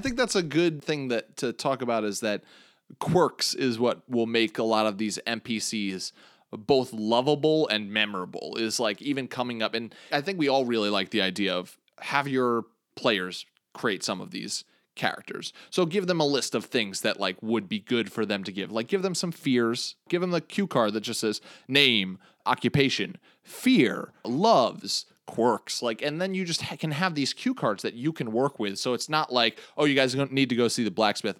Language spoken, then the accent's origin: English; Long Island, New York, United States; I am from Long Island, New York